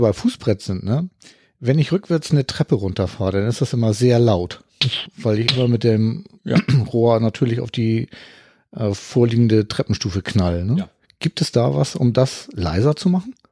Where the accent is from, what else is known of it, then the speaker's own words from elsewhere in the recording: Hamburg, Germany; ich komme aus Hamburg